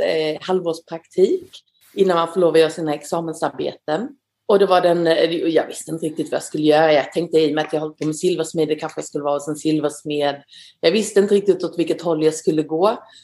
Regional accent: Gumlösa, Skåne, Sweden; moved away as an adult; also born or lived in Netherlands; now in Paris, France; Jag kommer från eh, Skåne, från eh, nordöstra Skåne, en liten, liten by kallad Gumlösa på en gård som heter Sinklasholm.

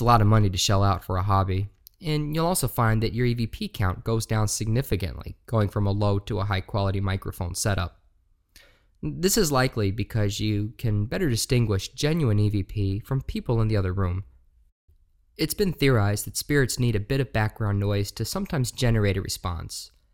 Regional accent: Shepherdstown, West Virginia, United States; moved away as an adult; now in Appleton, United States; I grew up in Shepherdstown, West Virginia, most of my life

